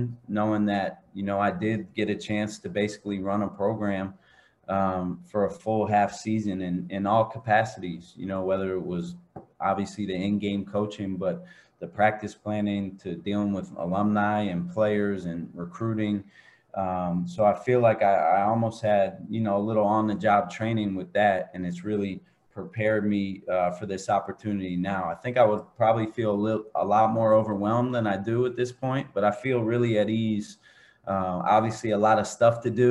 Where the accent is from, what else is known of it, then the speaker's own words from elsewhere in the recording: Philadelphia, Pennsylvania, United States; moved away as an adult; now in West Coast, United States; I grew up on the East Coast. I grew up in Philly